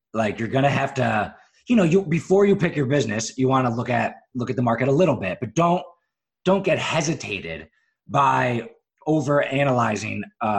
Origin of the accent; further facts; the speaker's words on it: Philadelphia, Pennsylvania, United States; also born or lived in Syracuse / Chicago; now in Charleston, United States; I lived in Syracuse, New York. I lived in Chicago for a couple of years. And then, I'm really pretty much from Philadelphia.